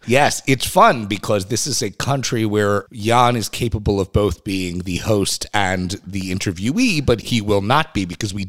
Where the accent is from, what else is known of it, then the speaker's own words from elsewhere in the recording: New York, United States; around saying I'm a New Yorker.